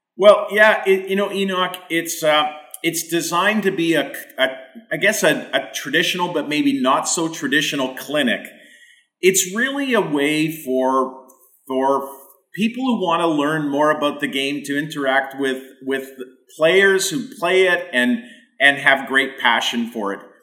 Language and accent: English; Winnipeg, Manitoba, Canada; my own experience growing up in Winnipeg